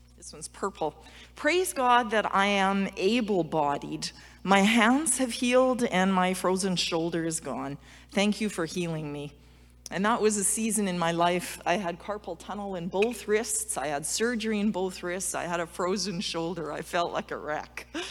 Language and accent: English; Alberta, Canada; I'm from Alberta, snow shoveling and cross country skiing